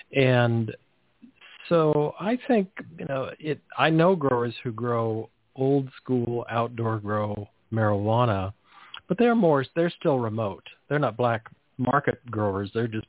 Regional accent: California, United States; I grew up in California.

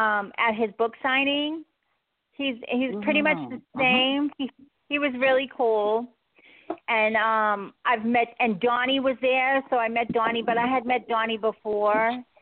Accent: Boston, Massachusetts, United States; Well, we are both from the New England area. I'm originally from Boston.

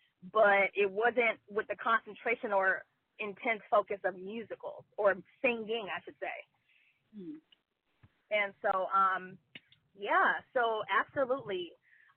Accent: Bay Area, California, United States; also born or lived in Houston, Texas; my family migrated to the Bay Area when I was about 8 years old. So I've been here since third grade

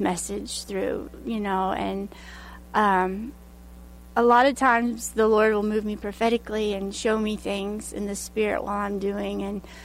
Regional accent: Hot Springs, Arkansas, United States; Hot Springs, Arkansas

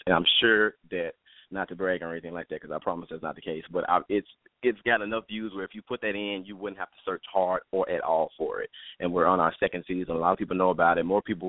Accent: Memphis, Tennessee, United States; I'm from Memphis. Well, technically Cordova

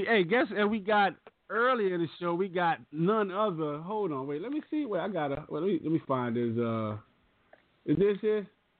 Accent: New Orleans, Louisiana, United States; New Orleans, Louisiana, my hometown.

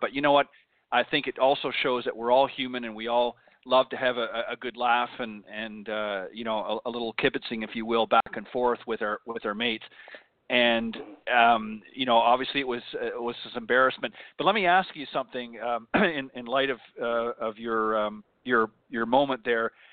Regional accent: Canada; now in United States; when I was still back up in, in Canada, of course, as you may or may not know, I'm I'm Canadian uh, born originally

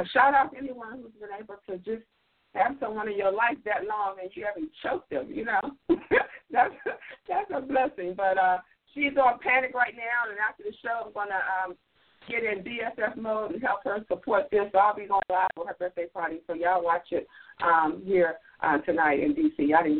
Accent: Washington, District of Columbia, United States; I am from Washington, D.C., not Chicago, not Atlanta, not New York. I am from Washington, D.C.

